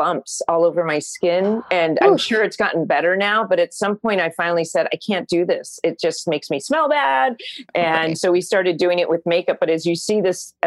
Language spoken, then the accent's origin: English; Orange County, California, United States; I grew up in Orange County